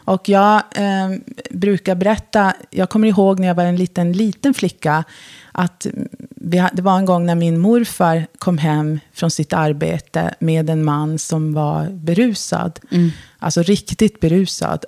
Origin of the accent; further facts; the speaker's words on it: Luleå, Norrbotten County, Sweden; also born or lived in Porjus; now in Stockholm, Sweden; jag är uppfödd och uppvuxen i Luleå